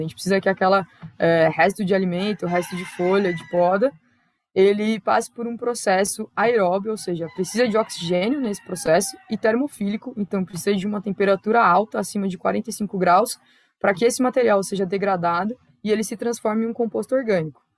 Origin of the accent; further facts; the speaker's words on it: São Paulo, Brazil; also born or lived in Araraquara, São Paulo; Eu sou originalmente de lá, né, o Miocaria fica em Araraquara, interior de São Paulo, mas eu nasci em São Paulo, capital